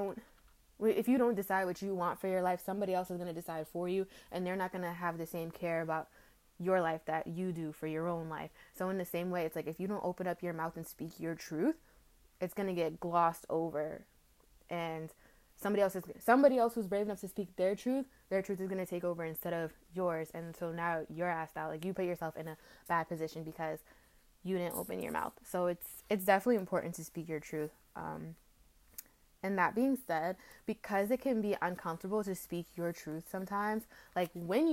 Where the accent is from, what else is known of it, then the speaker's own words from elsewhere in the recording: United States; being African American